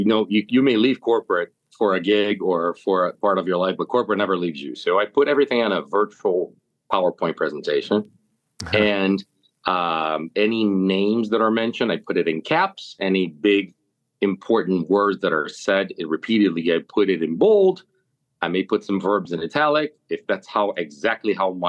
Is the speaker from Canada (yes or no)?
no; Curitiba, Paraná, Brazil; moved away; also born or lived in Jamestown, New York; Born and raised in Curitiba